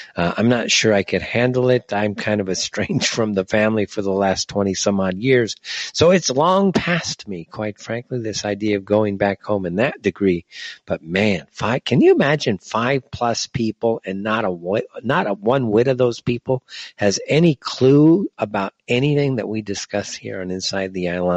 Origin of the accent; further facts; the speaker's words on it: Southern California, United States; moved away; It's still my hometown, Southern California